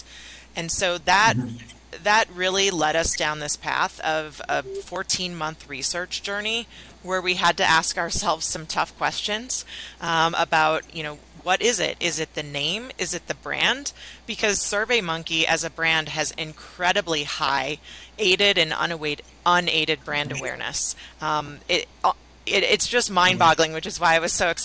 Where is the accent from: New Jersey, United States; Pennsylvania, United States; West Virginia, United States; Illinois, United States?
Illinois, United States; Chicago; I was at a content marketing agency in Chicago, which is my hometown.